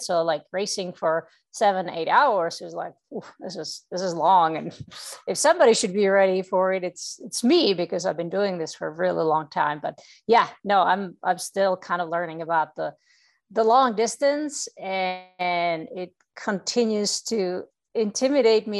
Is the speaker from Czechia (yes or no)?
yes; Czechia; moved away as an adult; now in United States; I come from uh, Czech Republic